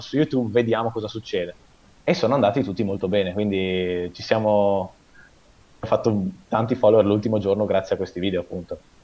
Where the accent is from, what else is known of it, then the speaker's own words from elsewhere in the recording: Veneto, Italy; also born or lived in Parma, Italy; abito in Veneto da quando sono piccolo praticamente, però io sono nato a Parma